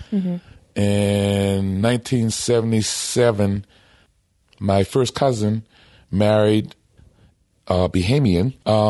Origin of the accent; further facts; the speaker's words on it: Charleston, South Carolina, United States; I'm from Charleston, South Carolina.